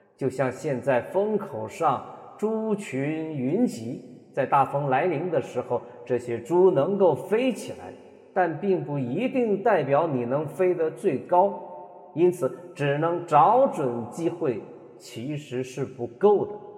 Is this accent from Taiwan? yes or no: no; Loudi, Hunan, China; 咱们家乡的一所中学，楼底一中